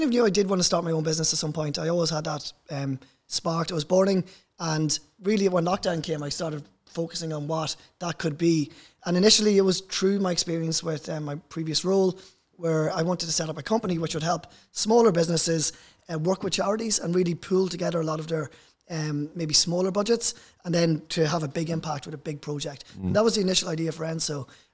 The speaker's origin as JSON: {"language": "English", "town": "Dundalk", "region": "County Louth", "country": "Ireland", "tie": "born or raised there", "said": "I'm from Dundalk originally and grew up there."}